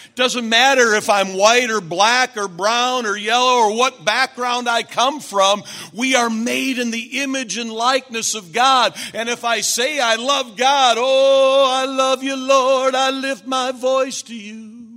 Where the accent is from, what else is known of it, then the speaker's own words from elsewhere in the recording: Flint, Michigan, United States; now in Dallas, United States; we're from Flint, we're the Flintstones.